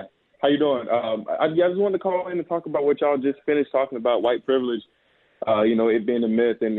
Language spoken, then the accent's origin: English; United States